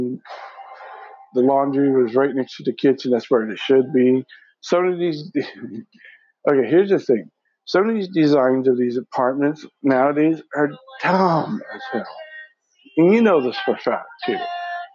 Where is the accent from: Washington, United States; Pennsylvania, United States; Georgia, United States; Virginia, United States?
Washington, United States; I'm from Washington.